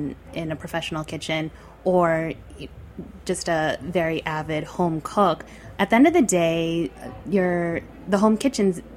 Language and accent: English; New York City, New York, United States; I grew up right here in New York City